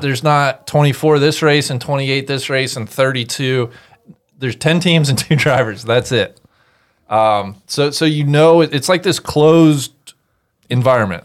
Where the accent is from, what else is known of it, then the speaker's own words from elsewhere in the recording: United States; I grew up an hour and a half from Indianapolis